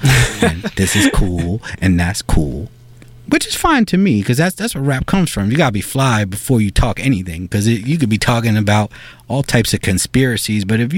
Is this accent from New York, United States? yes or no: yes; New York City, New York, United States; I'm a New Yorker. I went to high school here. I grew up here.